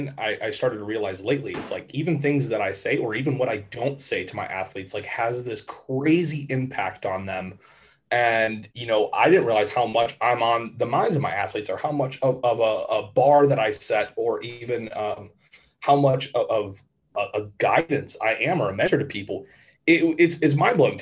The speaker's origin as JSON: {"language": "English", "town": "Avon Lake", "region": "Ohio", "country": "United States", "tie": "born or raised there", "said": "I'm from Avon Lake, Ohio, which is 20 minutes west of Cleveland. Not a very exciting area, but honestly, very nice, very safe. It's, you know, your typical suburban town."}